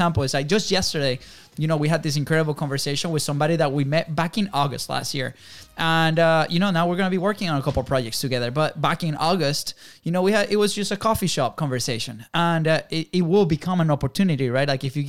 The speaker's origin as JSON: {"language": "English", "country": "Venezuela", "tie": "born or raised there", "moved": "yes", "said": "we grew up in Venezuela"}